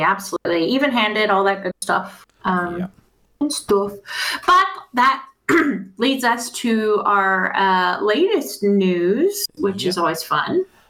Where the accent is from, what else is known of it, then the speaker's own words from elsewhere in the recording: Texas, United States; Being that I'm from Texas